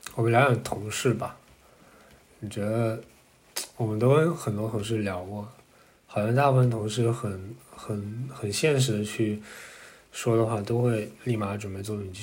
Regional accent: China; 因为我们出生在中国，就长大也在中国

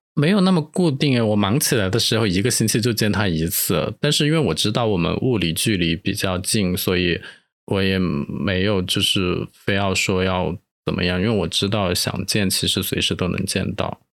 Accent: Chengdu, Sichuan, China; moved away; 跟我是一起从成都过来的，我们是，啊，就是在这边发现彼此是同乡

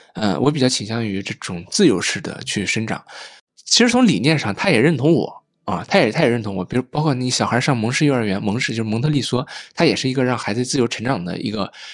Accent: Jiangsu, China; now in Beijing, China; 我老家是那个江苏嘛

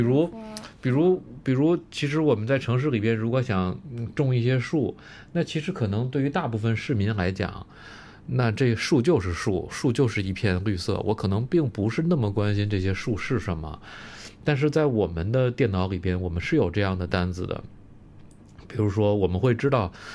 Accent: Beijing, China; 我其实是在北京出生长大的

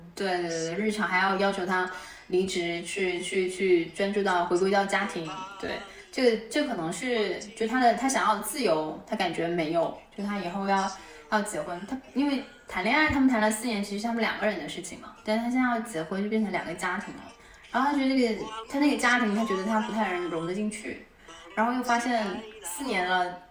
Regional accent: Fujian, China; moved away; 为了老家福建其实很相像。虽然我不会说闽南话，但是我们家里面有人都说闽南话

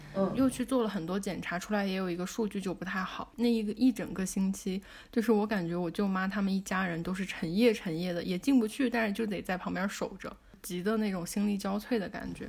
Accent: China; 我们中国人

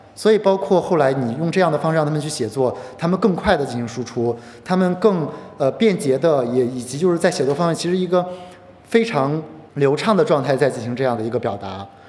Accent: rural Henan, China; moved away as an adult; also born or lived in Yunnan; now in Shenzhen, China; 我自己是河南的农村区，呃，曾家高考，然后，呃，升学的

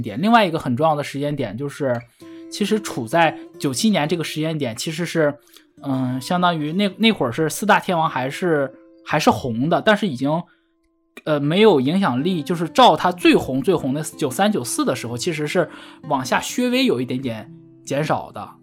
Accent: Northeast China, China; 我东，东北人说粤语说得不标准

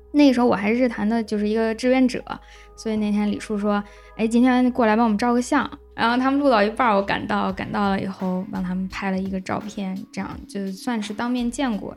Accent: Lanzhou, Gansu, China; 我是兰州人

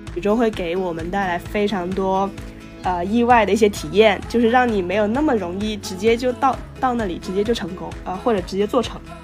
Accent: Guangzhou, Guangdong, China; moved away as an adult; also born or lived in Northwest China / Shenzhen; now in Shanghai, China; 我本来是广州人，然后，哎，我这个身份可能确实从一开始就比较复杂， 嗯就是我是从，呃，在西北长大的，然后，呃，幼年呢，就五岁之前也是在那边读过，然后在广州读的书，然后在深圳和上海，然后一直都有在工作

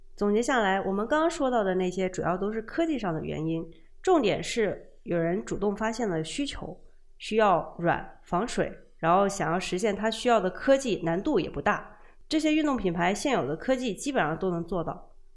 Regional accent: Guangdong, China; 作为一个广东人

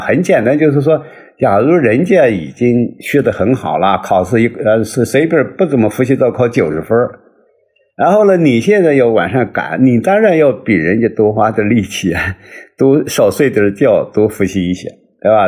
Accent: China; 我们中国人

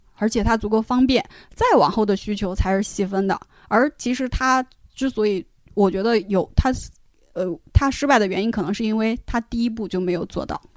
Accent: Shanxi, China; 我作为一个山西人

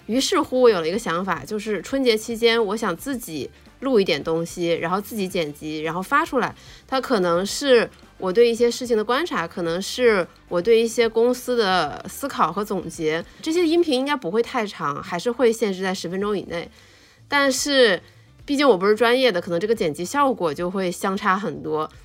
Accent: Northeast China, China; 作为东北人，我真的是非常地骄傲

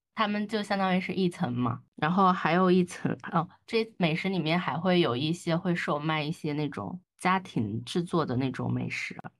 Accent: southern China, China; 作为一个南方人

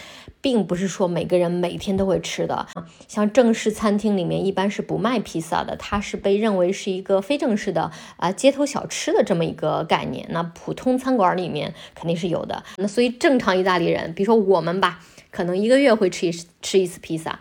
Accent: northern China, China; moved away as an adult; also born or lived in Shanghai; now in Rome, Italy; 我自己呢，就作为一个中国人

